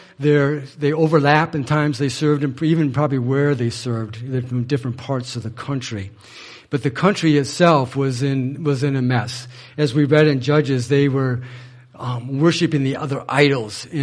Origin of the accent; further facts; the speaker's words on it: Manchester, Michigan, United States; I'm from Manchester.